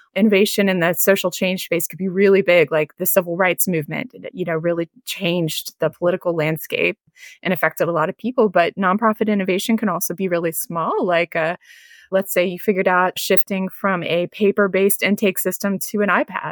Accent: Northeast Ohio, United States; moved away; I'm originally from Northeast Ohio

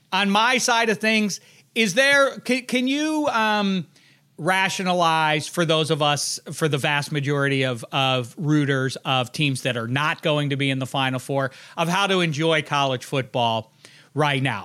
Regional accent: Pittsburgh, Pennsylvania, United States; also born or lived in Indiana; I'm from Pittsburgh

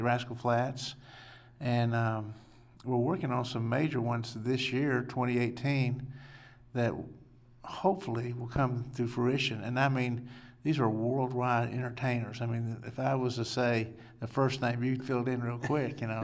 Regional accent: Lubbock, Texas, United States; I'm born and raised in Lubbock, went to Monterey High School, and graduated from Texas Tech

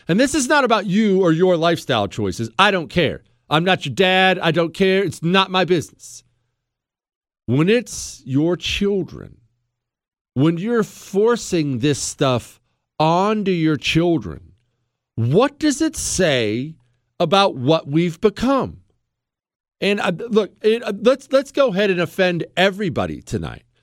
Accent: United States; I'm an American.

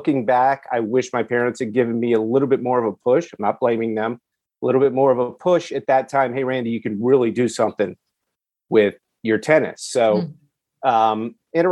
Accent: Richmond, Virginia, United States; I'm from Richmond, Virginia

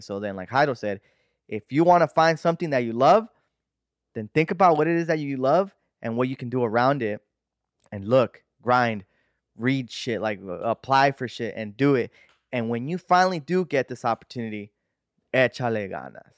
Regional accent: United States; I'm a pocho, right? I'm American

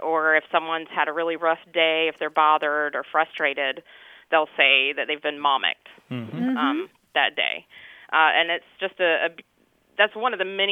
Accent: Carteret County, North Carolina, United States; I grew up in Carteret County, North Carolina

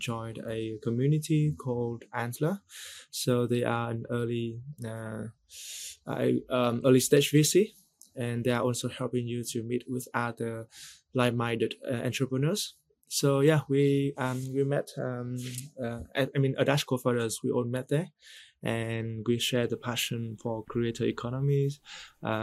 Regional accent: Vietnam; moved away as an adult; also born or lived in Singapore; originally from Vietnam, I spent most of my working career in Singapore.

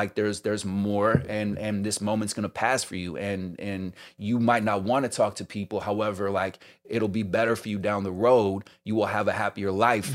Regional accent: the Bay Area, California, United States; also born or lived in New York; now in Los Angeles, United States; I'm originally from the Bay

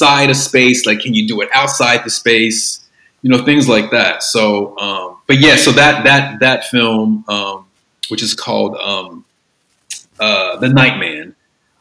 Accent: Cincinnati, Ohio, United States; I'm from Ohio, from Southern Ohio, Cincinnati specifically

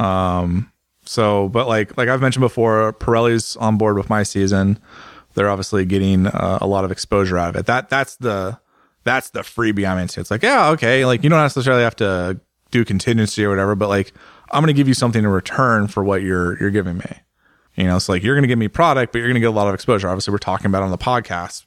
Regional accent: United States; I'm an American

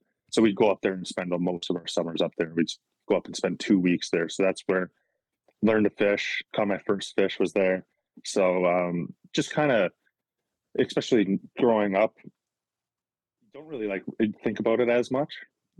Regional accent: Calgary, Alberta, Canada; Yeah. So like growing up, obviously just being from the city

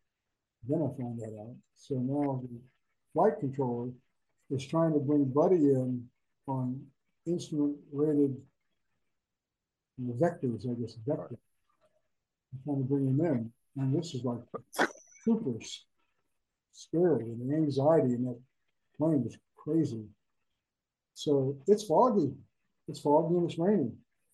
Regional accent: Tampa, Florida, United States; I'm from Tampa.

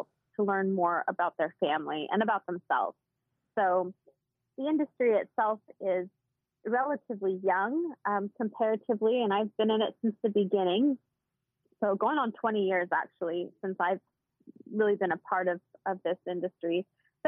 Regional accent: Washington, United States; I grew up in Washington State and have one older sister.

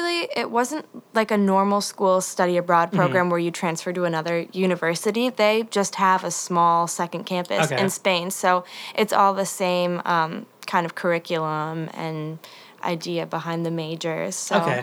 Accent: Northern Michigan, United States; moved away as an adult; also born or lived in Boston; now in Nashville, United States; So I am from Northern Michigan okay. in a very small town, but I've been going to school in Boston for the past 2 years.

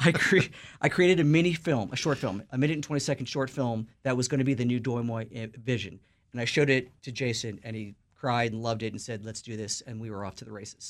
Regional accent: New York City, New York, United States; Lower East Side, East Village where I'm from

